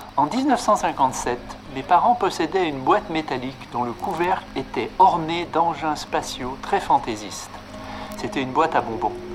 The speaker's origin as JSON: {"language": "French", "town": "Lyon", "region": "Auvergne-Rhône-Alpes", "country": "France", "tie": "born or raised there", "said": "J'ai grandi à Lyon et je suis venu à Paris pour la première fois à l'âge de 13 ans"}